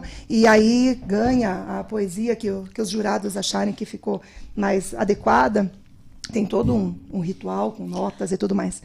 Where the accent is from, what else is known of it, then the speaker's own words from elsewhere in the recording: Paraná, Brazil; accent: leite quente; moved away as an adult; also born or lived in Brasília; sou paranaense